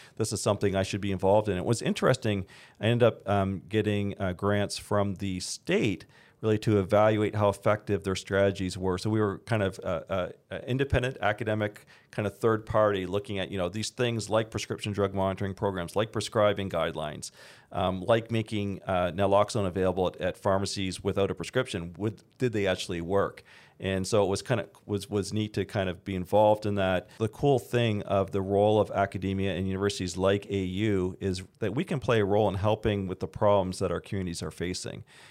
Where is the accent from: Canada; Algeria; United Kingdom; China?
Canada; now in United States; I'm originally from Canada. I'm a dual citizen